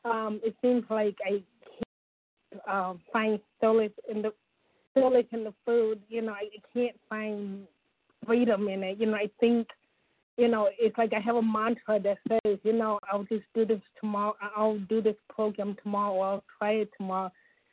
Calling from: Ohio, United States; Oh, Ohio, the Buckeye State.

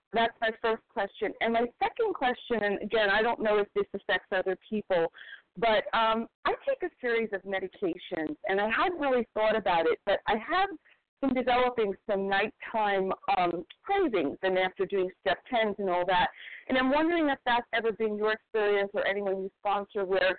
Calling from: Toronto, Ontario, Canada; Okay. And I am from Toronto.

